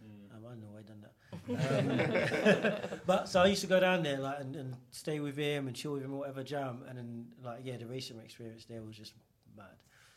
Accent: London, United Kingdom; I grew up in East London, in East Ham. I grew up around East Ham, Stratford, Canning Town. And it was quite diverse.

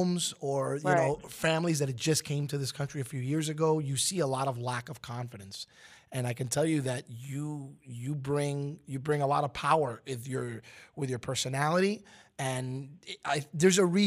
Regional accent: New York City, New York, United States; having been born and raised in Brooklyn, New York, I was a Knicks fan

